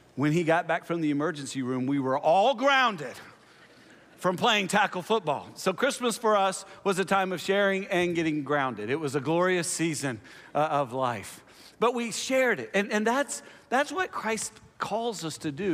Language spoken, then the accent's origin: English; Nashville, Tennessee, United States; also born or lived in Houston, Texas / Tulsa, Oklahoma; I'm from Nashville because that's, you know, that's where I spent most of my time